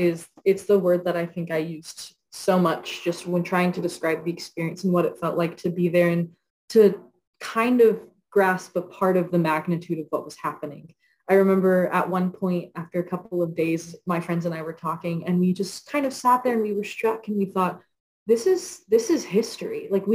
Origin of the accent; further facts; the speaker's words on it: Wilmore, Kentucky, United States; And I grew up in Wilmore, so I heard that all my life.